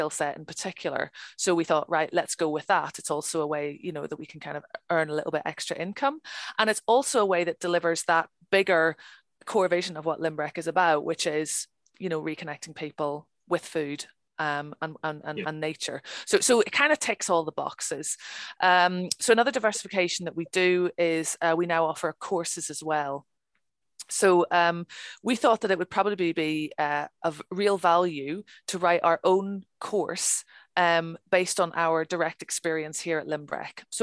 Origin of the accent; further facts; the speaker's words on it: Ireland; Okay, I'm from Ireland. It's a national sport. It's what we do.